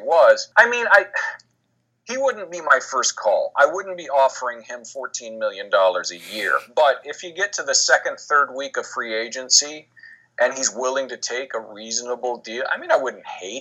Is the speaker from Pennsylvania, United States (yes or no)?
no; Columbus, Ohio, United States; I grew up in Columbus, so I know it well